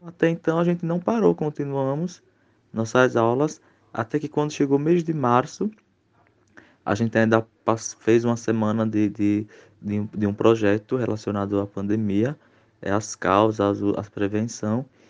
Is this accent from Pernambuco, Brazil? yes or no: yes; Águas Belas, Pernambuco, Brazil; sou da cidade de Águas Belas, né, estado de Pernambuco